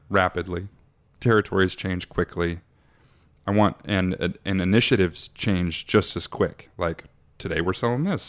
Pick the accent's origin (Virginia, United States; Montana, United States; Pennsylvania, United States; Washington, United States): Washington, United States; Aberdeen; I grew up in Aberdeen, Washington.